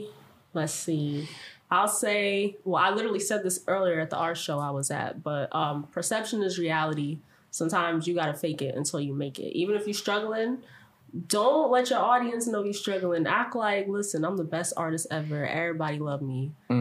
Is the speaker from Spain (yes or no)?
no; Jamaica; I'm Jamaican too.